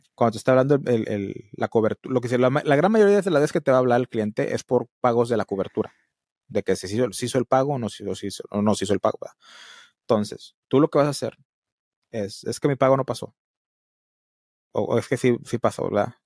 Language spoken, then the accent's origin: Spanish; Matamoros, Tamaulipas, Mexico; aquí donde yo vivo, donde vive mi mamá, aquí en Matamoros